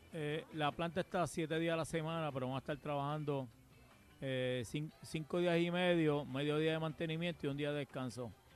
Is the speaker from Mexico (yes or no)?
no; Puerto Rico